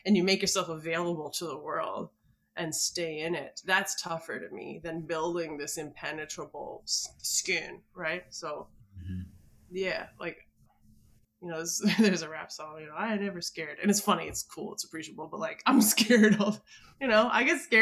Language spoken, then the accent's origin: English; Minneapolis, Minnesota, United States; I grew up in Minneapolis